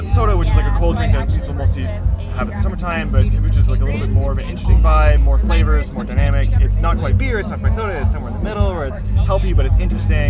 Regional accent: Manitoulin Island, Ontario, Canada; I'm from Manitoulin, so Little Kern.

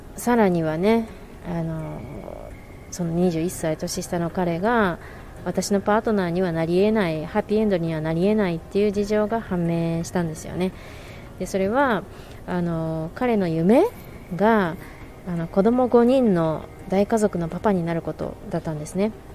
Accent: Japan; 私は日本から来てるし

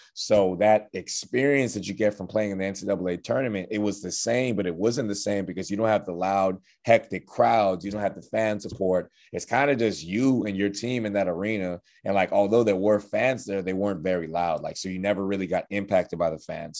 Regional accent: Houston, Texas, United States; moved away as an adult; also born or lived in Bahamas; now in Beaumont, United States; even though I'm from the Bahamas, just being in Houston my entire life

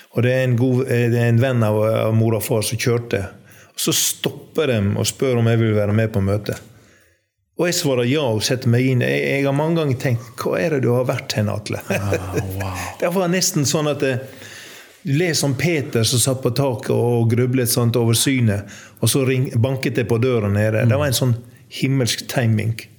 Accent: Undesdal, Ytre Sogn, Gulen municipality, Vestland, Norway; moved away; also born or lived in Kristiansund; jeg er oppvokst eh, i en bygd som heter Undesdal i Ytre Sogn, Gulen kommune

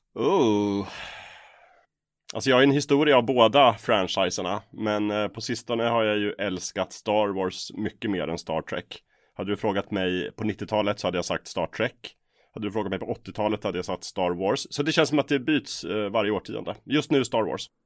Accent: Östersund, Jämtland, Sweden; also born or lived in Umeå; now in Stockholm, Sweden; Jag är uppvuxen i Norrland, Östersund

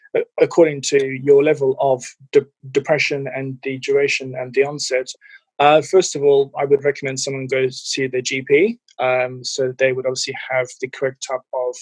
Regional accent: Cape Town, Western Cape, South Africa; now in United Kingdom; Yeah, so I'm originally from South Africa, from Cape Town. And yeah, been in the UK since about the early 2000s.

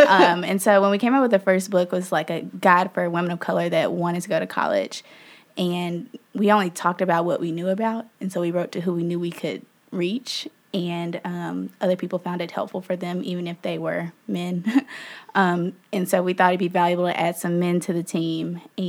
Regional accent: Memphis, Tennessee, United States; I am from Memphis, Tennessee, born and raised. I went to undergrad in Memphis at this little bitty Catholic school called Christian Brothers University.

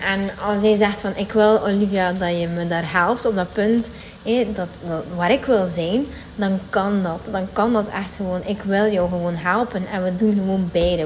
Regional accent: West Flanders, Belgium; accent: West Flemish; ik ben een West-Vlaamse en ik vind het soms ook boertig klinken

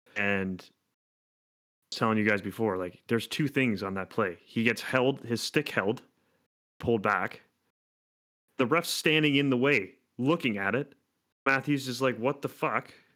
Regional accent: Hamilton, Ontario, Canada; it's in literally my hometown.

